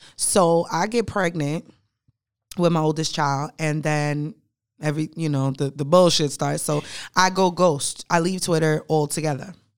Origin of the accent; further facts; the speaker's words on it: New York City, New York, United States; now in Charlotte, United States; I am a bougie Brooklyn bitch